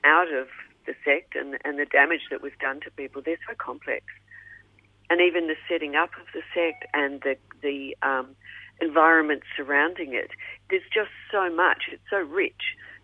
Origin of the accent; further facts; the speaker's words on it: New Zealand; moved away as an adult; now in Melbourne, Australia; I'm from New Zealand